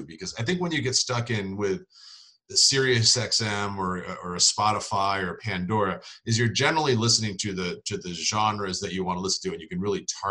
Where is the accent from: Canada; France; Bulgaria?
Canada; Prince Edward Island; Prince Edward Island, Canada, which is kind of like the Rhode Island of Canada